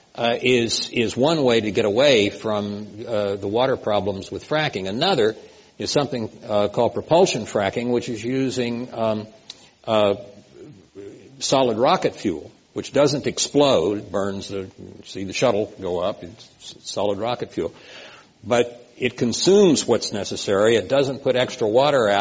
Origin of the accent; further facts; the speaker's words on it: Oklahoma, United States; when I was growing up in Oklahoma